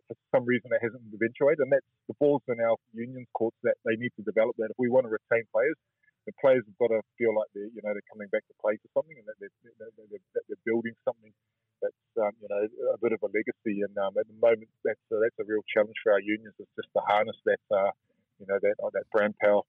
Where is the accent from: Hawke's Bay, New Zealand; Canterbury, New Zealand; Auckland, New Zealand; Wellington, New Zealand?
Auckland, New Zealand; I was born and raised in Auckland